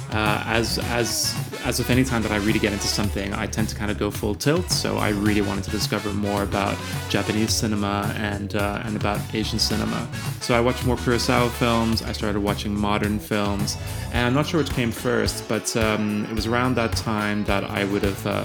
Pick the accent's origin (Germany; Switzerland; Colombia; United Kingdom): Switzerland; also born or lived in Ireland; I went to boarding school uh, in Ireland. I lived in Switzerland, where I grew up, and I am originally from Ireland.